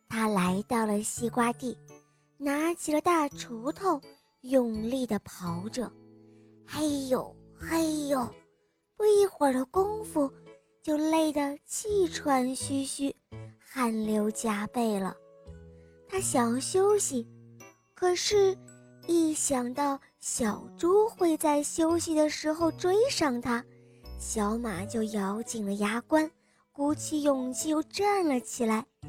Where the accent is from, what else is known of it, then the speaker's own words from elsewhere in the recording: Shijiazhuang, Hebei, China; 我今年四岁了，我来自石家庄